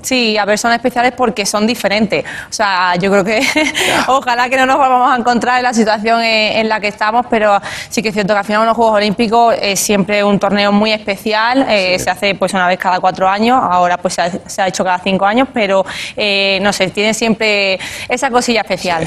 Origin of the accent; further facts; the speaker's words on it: Spain; aquí en España, en mi país.